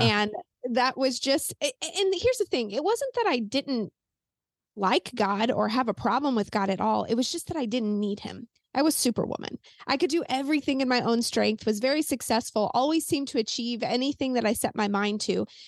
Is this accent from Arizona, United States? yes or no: no; Saint Peters, Missouri, United States; I'm in Missouri, and I grew up in Saint Peter's, just a suburb of Saint Louis